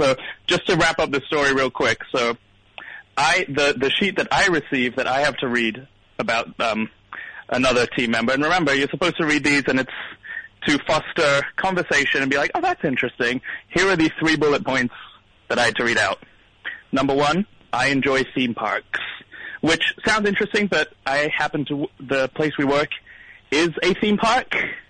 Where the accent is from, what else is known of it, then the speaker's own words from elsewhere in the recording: Kentucky, United States; Everyone knows I'm from Kentucky.